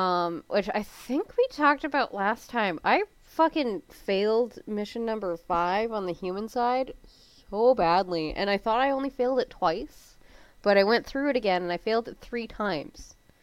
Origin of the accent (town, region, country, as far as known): Canada